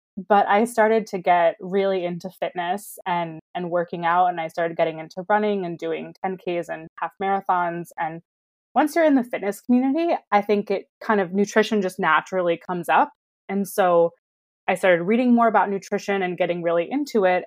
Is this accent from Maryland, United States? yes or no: yes; Baltimore, Maryland, United States; moved away as an adult; also born or lived in Chicago / New York City; now in Los Angeles, United States; I grew up in Baltimore